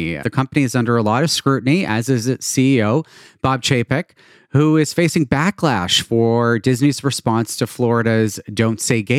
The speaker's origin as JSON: {"language": "English", "town": "Toronto", "region": "Ontario", "country": "Canada", "tie": "born or raised there", "said": "Toronto, my hometown"}